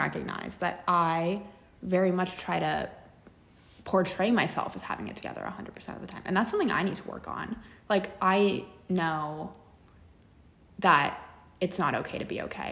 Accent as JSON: {"language": "English", "town": "Los Angeles", "region": "California", "country": "United States", "tie": "born or raised there", "said": "growing up here"}